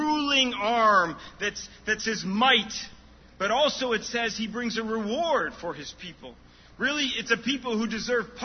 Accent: Chicago, Illinois, United States; I'm from Chicago area

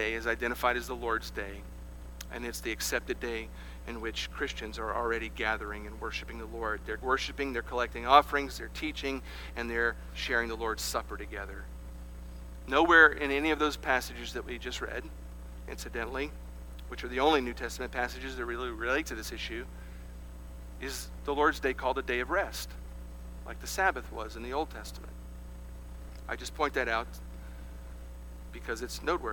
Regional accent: South Carolina, United States; when I grew up here in the United States of America, we had something here in South Carolina called Blue Laws.

